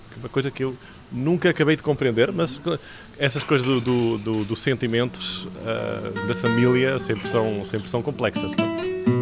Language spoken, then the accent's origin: Portuguese; Catalonia, Spain; Eu nasci aqui na Catalunha, de pai catalão e mãe portuguesa